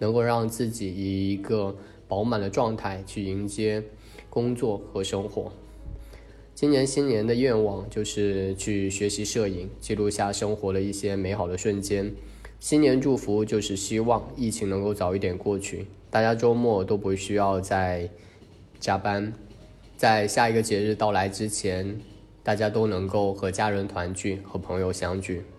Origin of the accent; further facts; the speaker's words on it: Shangrao, Jiangxi, China; 我的职业是一名基层的公务人员